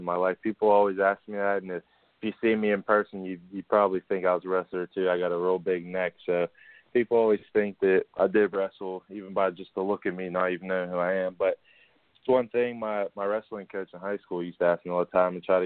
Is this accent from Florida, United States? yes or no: no; Pittsburgh, Pennsylvania, United States; I'm from the Still City where everybody works hard for their money.